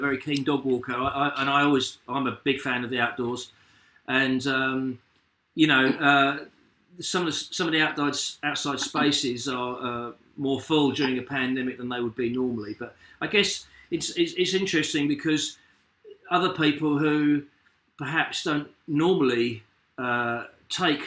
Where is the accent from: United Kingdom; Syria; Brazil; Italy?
United Kingdom; Rochford, East of England; I grew up in Rochford